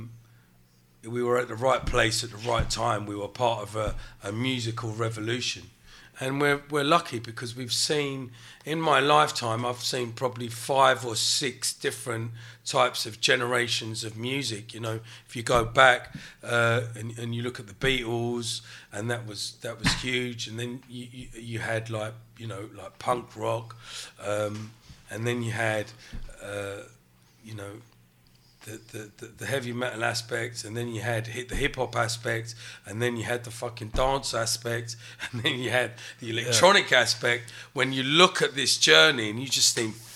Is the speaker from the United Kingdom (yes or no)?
yes; England, United Kingdom; I'm proud to be British. I was born in England